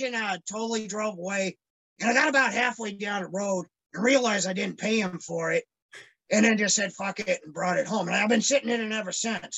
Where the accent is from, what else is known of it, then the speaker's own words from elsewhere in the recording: Phoenix, Arizona, United States; moved away; growing up, I grew up in Phoenix, Arizona.